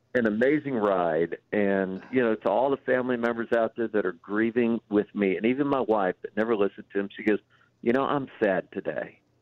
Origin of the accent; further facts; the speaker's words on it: Chicago, Illinois, United States; I'm from the Chicago area